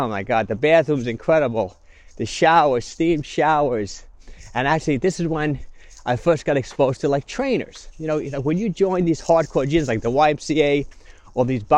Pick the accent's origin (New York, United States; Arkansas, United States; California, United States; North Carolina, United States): New York, United States; Yonkers; also born or lived in Long Island; I grew up in Yonkers.